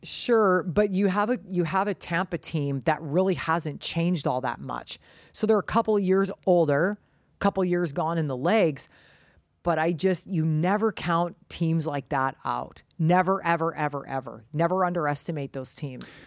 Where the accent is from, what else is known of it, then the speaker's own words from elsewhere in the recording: Canada; moved away as an adult; also born or lived in United States / Hong Kong; Canadians stick together, that's just what we do.